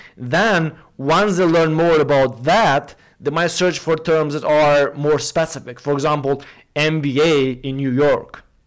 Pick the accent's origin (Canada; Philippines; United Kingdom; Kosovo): Kosovo; I come from from Kosovo, uh, Southeastern Europe